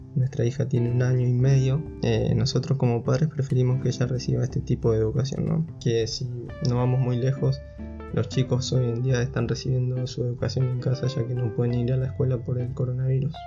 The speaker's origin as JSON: {"language": "Spanish", "town": "General Pico", "region": "La Pampa", "country": "Argentina", "tie": "born or raised there", "moved": "as an adult", "lives_now": "Buenos Aires, Argentina", "said": "Yo nací en General Pico, La Pampa, es una ciudad pequeña en la provincia que limita al este"}